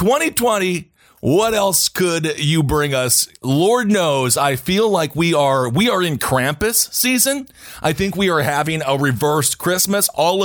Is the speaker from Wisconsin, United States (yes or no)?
yes; Wisconsin, United States; going back to my home state of Wisconsin, there was a dude